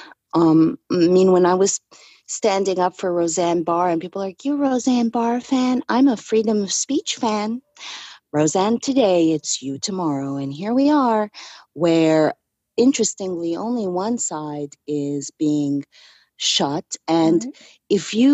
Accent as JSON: {"language": "English", "country": "Canada", "tie": "born or raised there", "said": "being raised Canadian"}